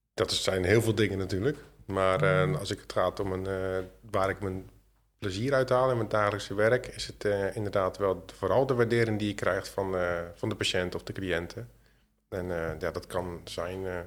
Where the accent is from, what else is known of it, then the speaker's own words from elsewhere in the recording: Zwijndrecht, South Holland, Netherlands; ik kom uit Zwijndrecht